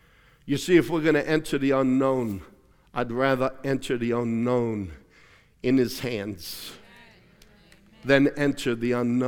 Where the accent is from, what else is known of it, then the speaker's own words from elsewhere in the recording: Australia; I remember growing up in Australia many times. I slept on a bed that was so broken, the springs popped through the mattress, literally.